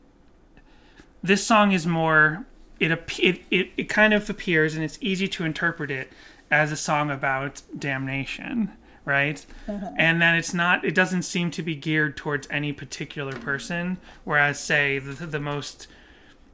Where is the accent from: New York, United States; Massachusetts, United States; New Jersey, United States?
Massachusetts, United States; I grew up in Massachusetts, which is a largely Catholic community